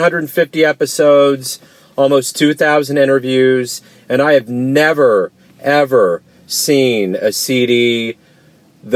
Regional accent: Midwest, United States; as an American here in the middle of America

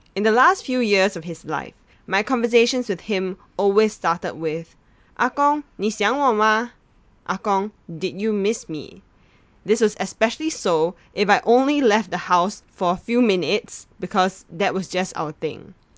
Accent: Singapore; Growing up in Singapore, Hong Kong action films are a staple in Chinese households

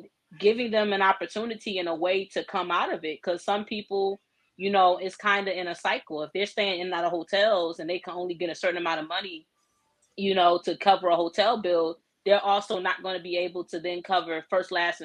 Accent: Newport News, Virginia, United States; I'm a native of Hampton Roads, Virginia, born and raised in Newport News

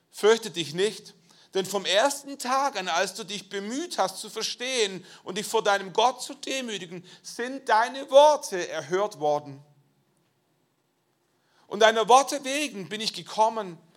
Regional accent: Schwäbisch Gmünd, Baden-Württemberg, Germany; Ich komme aus Schwäbisch Gmünd, ich bin der Leiter der christlichen Studentenmission in Schwäbisch Gmünd gewesen.

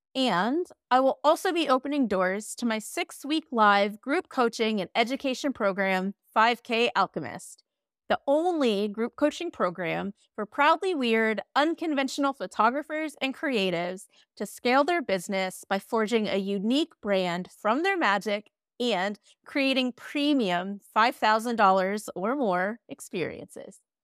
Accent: Midwest, United States; I'm from the Midwest

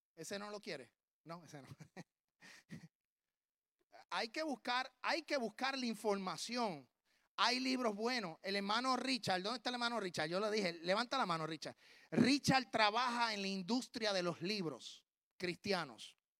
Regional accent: Puerto Rico; moved away as an adult; now in Tennessee, United States; yo soy puertorriqueño hasta en la luna

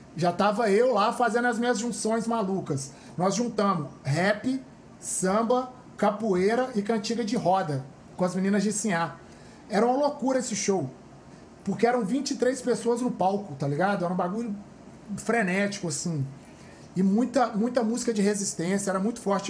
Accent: Belo Horizonte, Minas Gerais, Brazil; moved away as an adult; now in Rio de Janeiro, Brazil; eu sou do Alto Veracruz

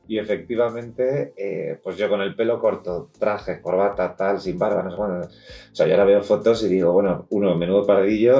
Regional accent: Madrid, Community of Madrid, Spain; nosotros somos de aquí de Madrid, vivimos en Madrid

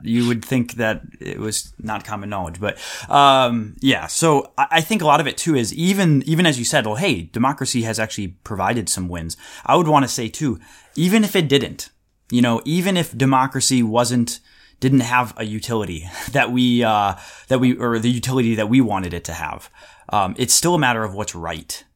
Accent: United States; when I was growing up in America

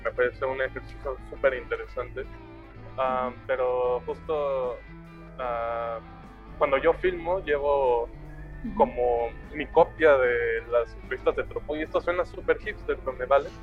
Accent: Mexico City, Mexico; De lo que antes se llamaba el Distrito Federal. Ahora la CDMX, la Ciudad de México, la capital.

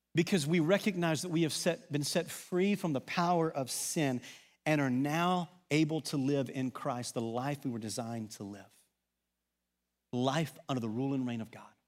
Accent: Arkansas, United States; accent: Southern; moved away; also born or lived in Texas; an Arkansas guy who lived in Texas for a number of years, I think I talk pretty normal.

